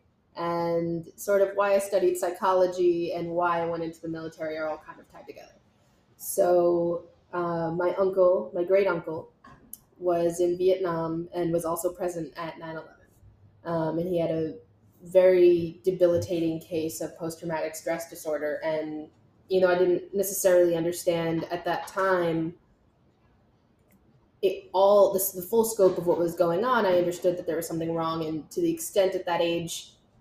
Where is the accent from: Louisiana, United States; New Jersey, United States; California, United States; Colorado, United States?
New Jersey, United States; Montville; I grew up in Montville, New Jersey, which is just about 25 minutes outside of Manhattan, New York